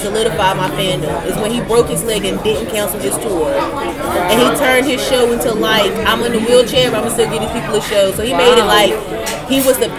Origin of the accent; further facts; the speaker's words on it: Virginia, United States; I'm from Virginia